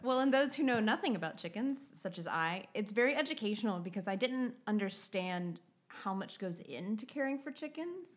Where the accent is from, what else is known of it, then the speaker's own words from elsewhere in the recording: the South, United States; moved away; I'm from the South